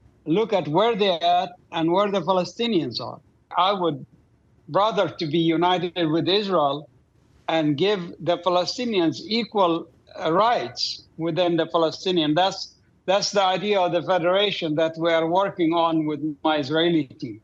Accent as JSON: {"language": "English", "town": "Doha", "country": "Qatar", "tie": "born or raised there", "moved": "yes", "said": "I grew up in Doha, Qatar."}